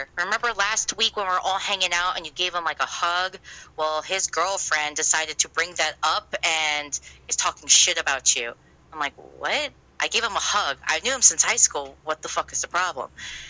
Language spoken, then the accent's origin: English; New Jersey, United States; I can't deny that I'm not from that part of Jersey because I'm from Central East Coast by the Jersey Shore.